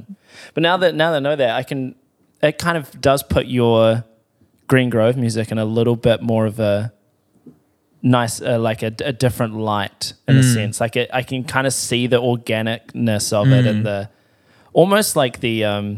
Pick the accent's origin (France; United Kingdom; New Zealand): New Zealand; South Island; There's nothing, because I'm from the South Island, so we're lake people down there. Yeah. We're not ocean people.